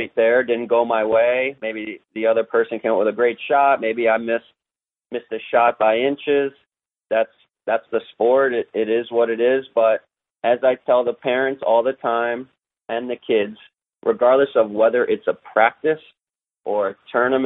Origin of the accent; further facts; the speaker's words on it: United States; I'm an American as well, but we were brought up by Argentines.